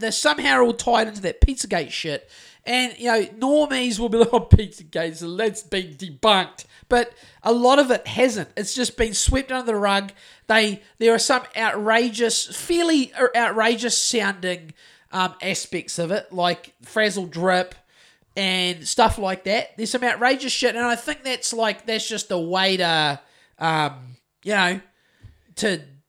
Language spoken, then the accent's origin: English; New Zealand; I've got to say that correctly because I'm from New Zealand